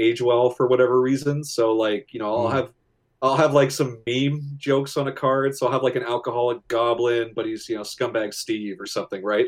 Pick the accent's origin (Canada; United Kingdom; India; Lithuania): Canada; I'm Canadian